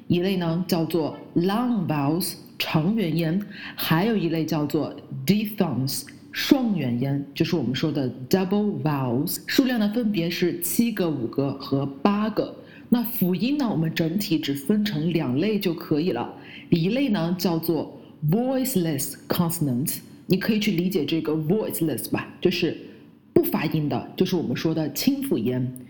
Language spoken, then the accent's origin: Chinese; China; 包括我们的国家叫做 China